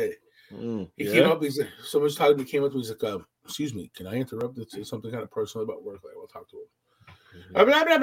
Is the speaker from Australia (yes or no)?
no; Dorval, Quebec, Canada; We're from the Dixies